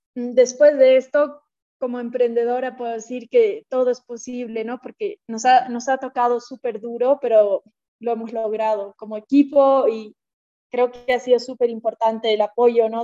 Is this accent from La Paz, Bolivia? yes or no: yes; La Paz, Bolivia; also born or lived in Lima, Peru / United States / San Sebastián, Spain; soy de La Paz, Bolivia, y he estudiado acá, bueno, el colegio, acá en La Paz